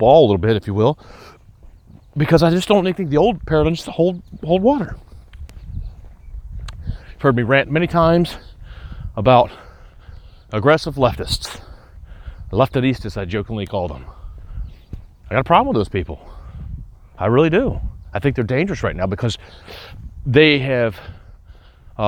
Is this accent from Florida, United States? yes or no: no; Atlanta, Georgia, United States; moved away as an adult; also born or lived in Vermont; now in upstate New York, United States; Atlanta, my hometown